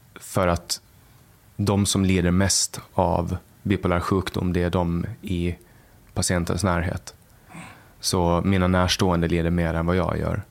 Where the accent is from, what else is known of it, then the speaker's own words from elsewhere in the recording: Mariehamn, Åland Islands; där jag, i Mariehamn och Övernäs så var vi en, det var en ganska stor skola